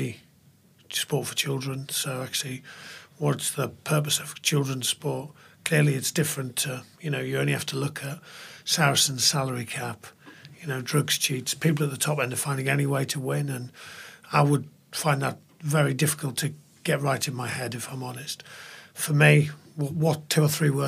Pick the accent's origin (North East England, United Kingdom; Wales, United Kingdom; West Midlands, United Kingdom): North East England, United Kingdom; Middlesbrough; moved away; also born or lived in Cambridge / Bath; I'm from Middlesbrough, a long way from here